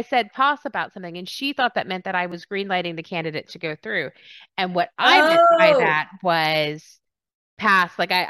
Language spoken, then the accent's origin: English; Texas, United States; also born or lived in England; And people were like, where are you from? I was like, Texas.